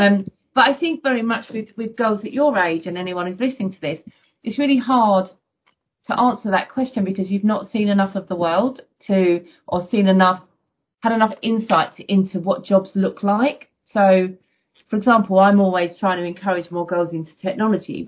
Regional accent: London, United Kingdom; I grew up in the East End of London in fairly challenging circumstances

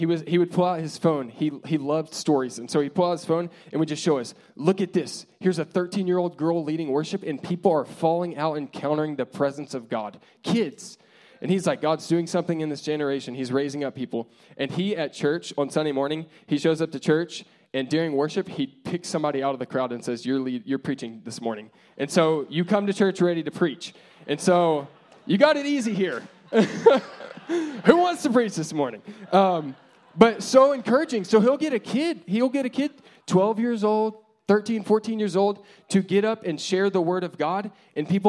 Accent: United States; we're American

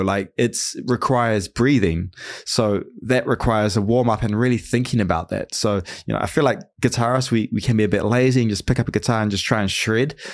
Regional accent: New Zealand; now in United States; I'm from New Zealand

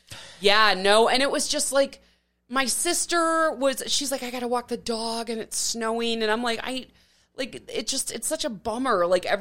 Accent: Midwest, United States; As a Midwesterner, you know that.

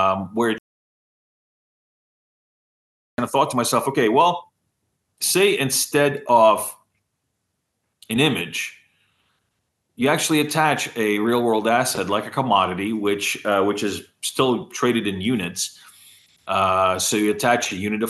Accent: United States; since I am American

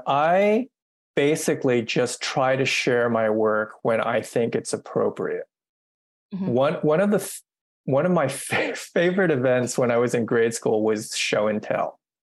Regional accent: United States; I'm Asian American and I've written this horn piece.

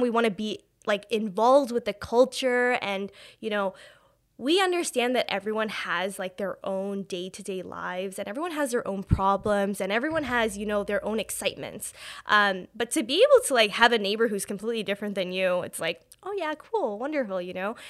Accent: Hamilton, Ontario, Canada; I was born and raised in Hamilton

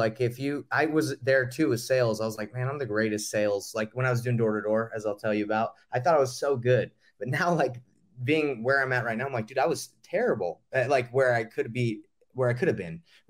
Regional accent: Atlanta, Georgia, United States; So I grew up in Atlanta, Georgia.

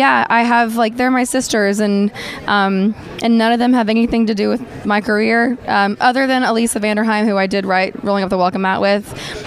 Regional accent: Knoxville, Tennessee, United States; I'm from Knoxville.

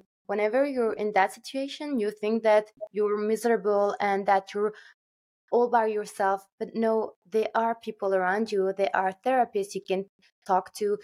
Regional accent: Turkey; moved away; my hometown in Turkey

